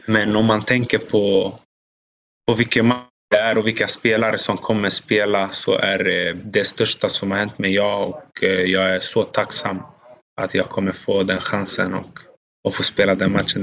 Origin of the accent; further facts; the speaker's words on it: Sweden; now in Italy; som svensk